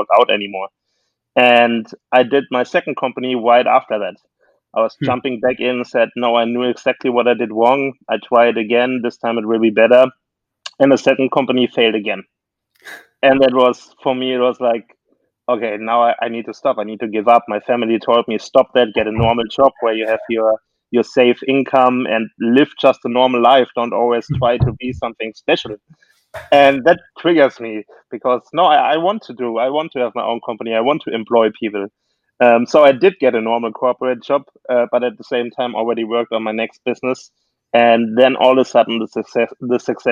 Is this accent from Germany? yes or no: yes; Germany; now in United States; I'm actually from Germany originally